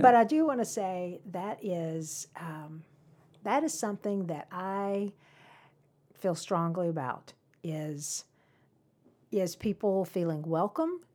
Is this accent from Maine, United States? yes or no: no; Cumming, Georgia, United States; I grew up in Cumming.